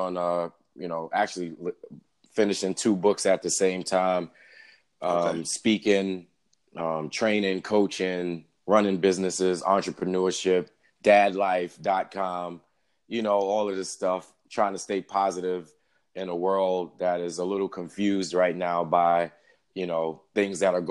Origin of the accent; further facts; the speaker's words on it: New York City, New York, United States; I was raised in New York City, Staten Island, New York.